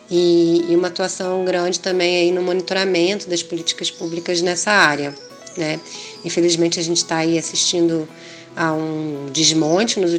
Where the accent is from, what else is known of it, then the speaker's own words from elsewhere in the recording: Rio de Janeiro, Brazil; sou carioca do Rio de Janeiro